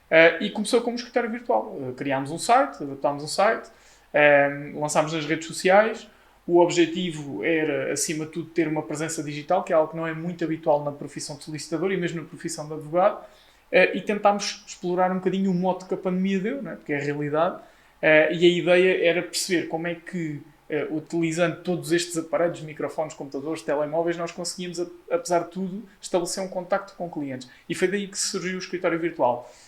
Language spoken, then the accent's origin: Portuguese; Leiria, Centro, Portugal; tenho 25 anos, sou de Leiria